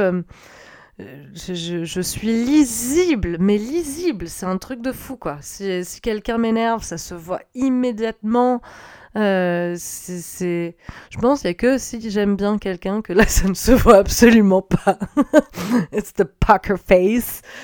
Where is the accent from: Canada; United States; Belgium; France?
France; je suis française hein, d'origine